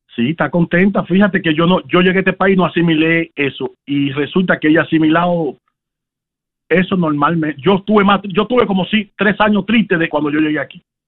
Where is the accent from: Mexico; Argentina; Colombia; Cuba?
Cuba; now in Dallas, United States; yo soy el cubano